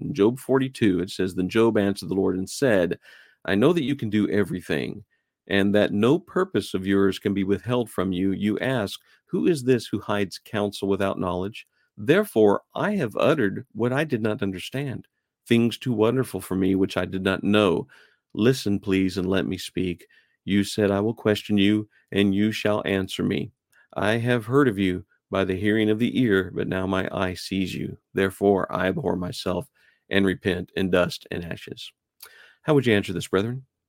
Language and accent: English; New Mexico, United States; moved away as an adult; I lived there a good portion of my life, and I used to get that a lot, especially when I moved out east. They just couldn't wrap their heads around the fact that I was from New Mexico